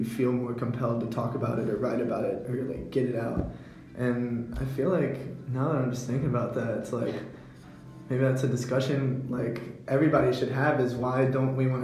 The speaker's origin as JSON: {"language": "English", "area": "Hanover County", "region": "Virginia", "country": "United States", "tie": "born or raised there", "said": "I'm from Hanover County"}